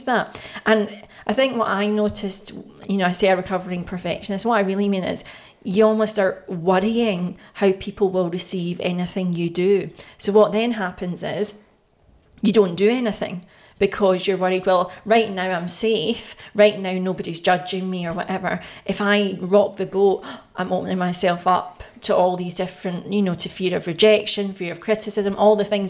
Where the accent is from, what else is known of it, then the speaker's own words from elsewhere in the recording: Glasgow, Scotland, United Kingdom; back in those days, in the 90s in Scotland or in Glasgow